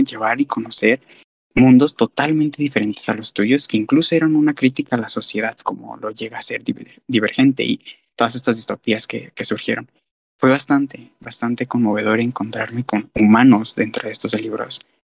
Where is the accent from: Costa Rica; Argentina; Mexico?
Mexico; Guadalajara, Jalisco; soy de Guadalajara